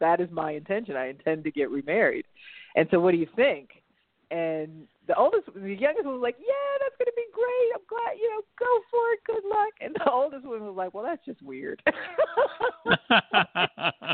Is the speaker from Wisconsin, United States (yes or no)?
no; Rock Hill, Missouri, United States; now in Dallas, United States; I was born and raised in a suburb called Rock Hill. It's a suburb of St. Louis